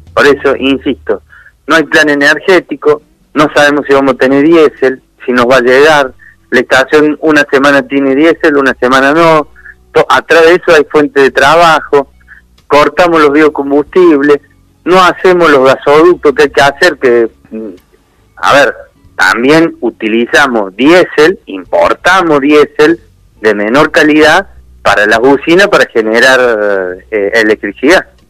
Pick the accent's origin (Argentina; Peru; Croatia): Argentina; nosotros como argentinos